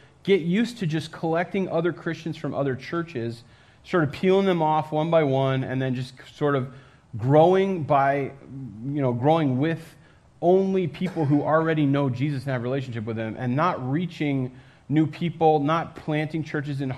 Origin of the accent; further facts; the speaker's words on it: Connecticut, United States; moved away; I grew up in Connecticut